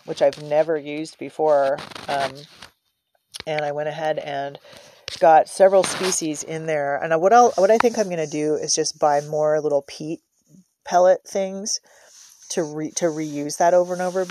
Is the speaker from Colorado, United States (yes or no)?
no; San Francisco Bay Area, California, United States; moved away; I'm from the San Francisco Bay Area